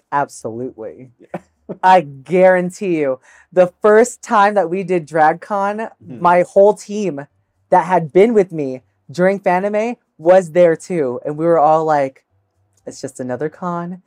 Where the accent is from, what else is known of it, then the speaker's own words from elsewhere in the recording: United States; first language English; grew up here in the States